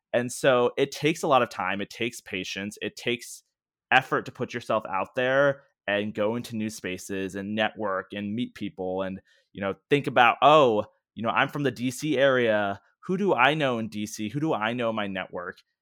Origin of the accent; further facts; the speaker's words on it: Washington, D.C. area, District of Columbia, United States; growing up in the Washington, D C area